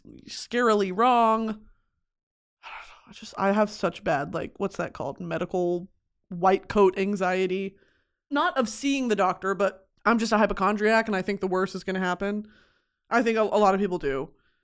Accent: East of England, United Kingdom; I'm like, I'm from Essex. My dad works for the Royal Air Force.

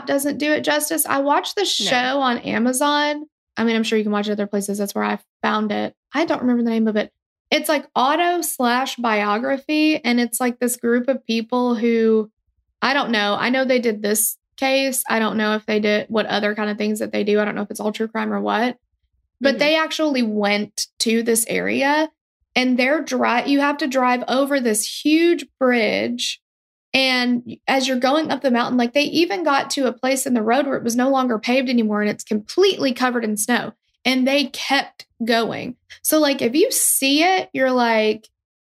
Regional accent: near Nashville, Tennessee, United States; I'm from this area

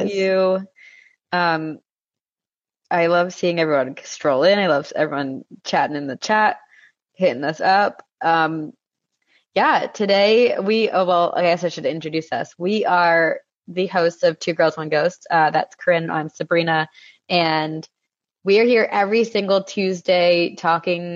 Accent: New Jersey, United States; the house that we grew up in Jersey

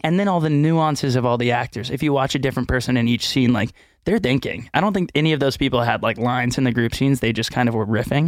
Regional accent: Houston, Texas, United States; moved away; also born or lived in Austin, Texas; growing up in Texas

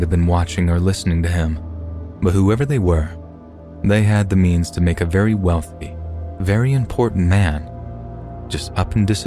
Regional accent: Kentucky, United States; my dad took me and my brother on a family camping trip to Mammoth Cave National Park in my home state of Kentucky.

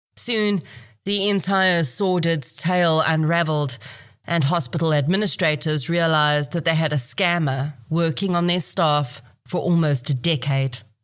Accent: Kempton Park, Gauteng, South Africa; I was actually born in this hospital in September 1980.

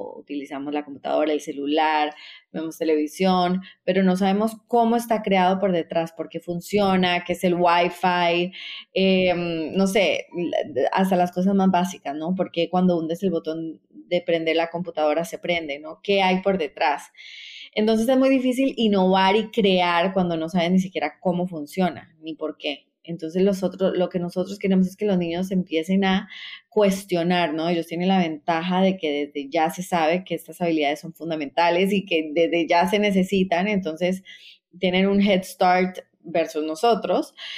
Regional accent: Costa Rica; moved away as an adult; also born or lived in Colombia / New York, United States; now in Peru; yo soy colombiana, crecí en Costa Rica

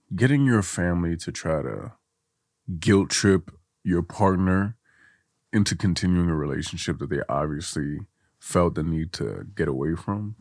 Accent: Guinea; now in United States; I'm from Guinea

